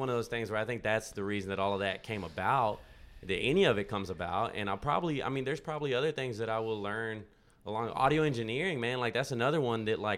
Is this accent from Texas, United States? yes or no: yes; Texas, United States; now in Nashville, United States; Yeah, that was that was growing up in Texas, man, and and then uh, Berklee was cold, man, and and I, it was expensive, and so I was like, let's go to Nashville, and that's how I ended up in Nashville, you know.